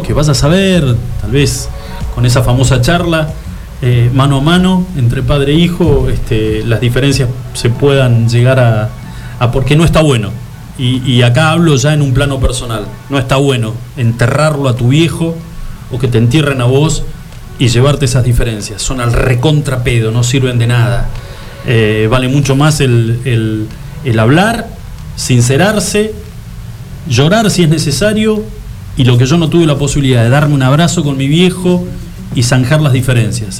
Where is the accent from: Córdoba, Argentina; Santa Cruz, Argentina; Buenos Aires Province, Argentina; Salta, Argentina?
Santa Cruz, Argentina; Río Gallegos